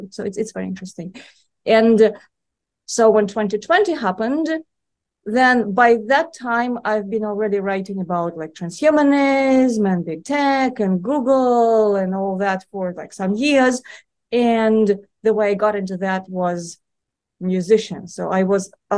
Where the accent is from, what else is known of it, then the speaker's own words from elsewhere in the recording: Moscow, Russia; moved away as an adult; now in United States; I was born and raised in Moscow, and I've spent most of my adult life in the United States.